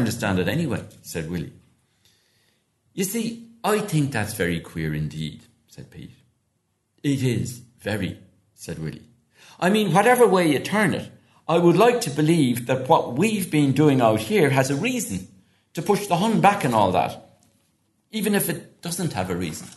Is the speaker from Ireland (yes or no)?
yes; Glenstal Abbey, County Limerick, Munster, Ireland; a pupil growing up in Glenstall Abbey in Southern Ireland, County Limerick